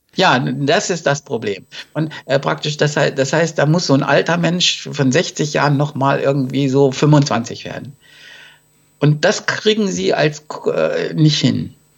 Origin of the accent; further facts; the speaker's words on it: Germany; wir haben im Grunde als Deutsche